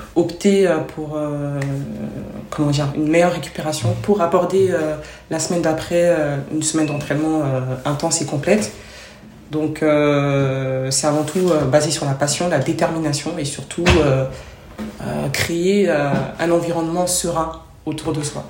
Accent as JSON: {"language": "French", "town": "Trappes", "region": "Île-de-France", "country": "France", "tie": "born or raised there", "also_born_or_lived": "Côte d'Ivoire", "said": "j'ai grandi en France"}